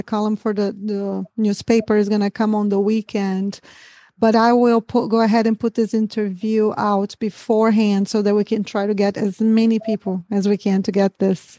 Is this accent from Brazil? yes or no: yes; Brazil; English is a second language; moved away; almost 25 years that I live here, ever had anybody guessed that I was a Brazilian. So, I can't hear my accent, of course